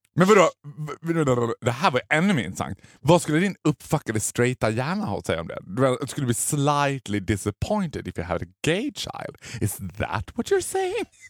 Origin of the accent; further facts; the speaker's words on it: Borlänge, Dalarna County, Sweden; Det var ett, ett sommarnöje när jag var liten i Borlänge